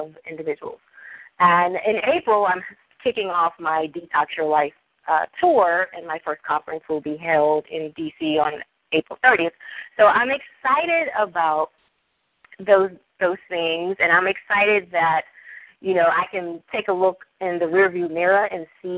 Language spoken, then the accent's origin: English; Mississippi, United States; I'm from Mississippi, and, you know, we talk to the cows.